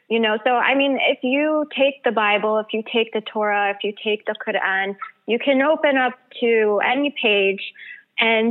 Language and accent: English; Michigan, United States; I actually grew up in Michigan.